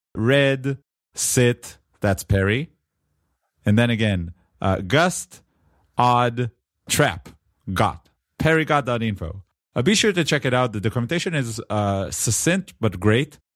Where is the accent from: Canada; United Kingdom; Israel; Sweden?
Israel; accent: Israeli; my Israeli accent